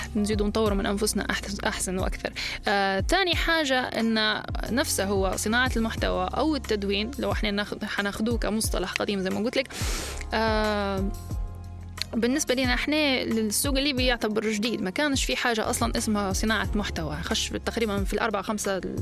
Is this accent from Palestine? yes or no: no; Libya; accent: Libyan colloquial